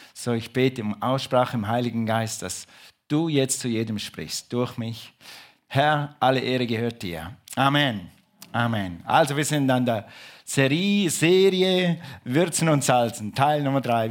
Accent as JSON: {"language": "German", "country": "Switzerland", "said": "ich bin Schweizer"}